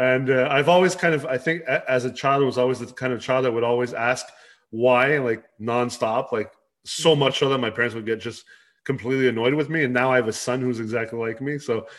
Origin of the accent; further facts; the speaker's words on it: Los Angeles, California, United States; also born or lived in Canada; So I actually, even though I'm Canadian, I grew up in Los Angeles in California, and pretty much, you know, lived all over North America, all over the US.